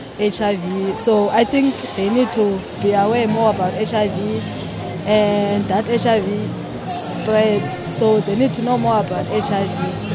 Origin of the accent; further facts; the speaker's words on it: Masiphumelele, Fish Hoek, Western Cape, South Africa; I'm from Maspumelele in Fishu.